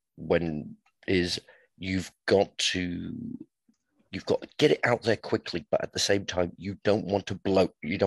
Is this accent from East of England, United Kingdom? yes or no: no; Portsmouth, South East England, United Kingdom; I'm from Portsmouth and surrounded by the Navy